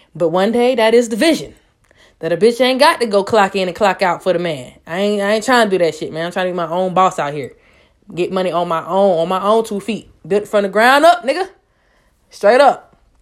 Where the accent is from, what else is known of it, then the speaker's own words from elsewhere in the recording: Raleigh, North Carolina, United States; moved away; Most of my family's from there, so I can honestly say I definitely grew up in that area